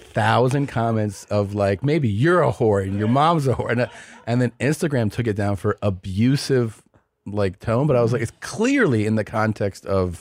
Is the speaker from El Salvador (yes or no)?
yes; El Salvador; I'm from Salvador. So I was like, oh, it sounds like an Italian town.